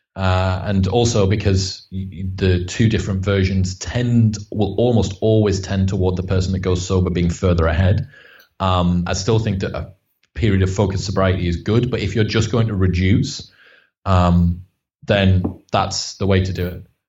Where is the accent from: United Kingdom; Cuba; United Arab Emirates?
United Kingdom; Stockton-on-Tees, North East England; I'm from Stockton on Tees, so it's like the the arse end of Middlesbrough